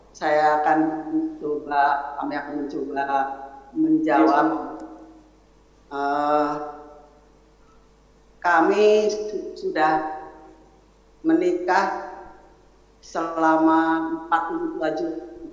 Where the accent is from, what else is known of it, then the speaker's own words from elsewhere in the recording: Java, Indonesia; kami dari latar belakang yang berbeda saya dari Jawa sedangkan suami saya adalah dari suku Batak